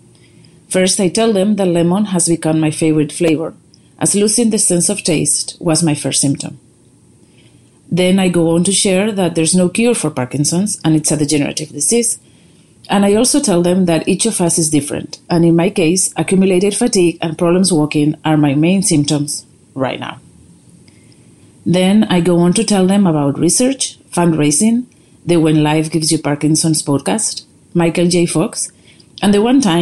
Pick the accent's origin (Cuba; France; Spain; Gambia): Spain; now in New York City, United States; I was born and raised in Spain, but I live in New York City